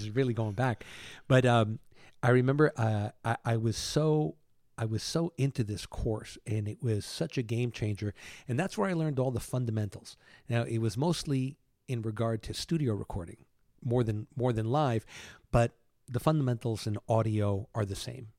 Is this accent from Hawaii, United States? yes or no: no; New York City, New York, United States; moved away; also born or lived in Cuba; I grew up in Manhattan from the age of two until I came here.